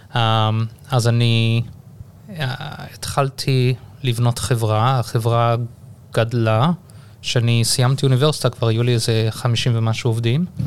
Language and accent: Hebrew; Durban, KwaZulu-Natal, South Africa; accent: South African; moved away as an adult; also born or lived in Haifa, Israel / Johannesburg, South Africa / United States / England; now in Israel; וגדלתי בדרום אפריקה